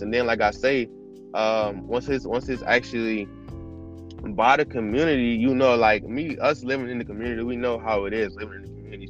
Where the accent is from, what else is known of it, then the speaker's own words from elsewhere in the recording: Cleveland, Ohio, United States; I'm 21. I'm from Cleveland.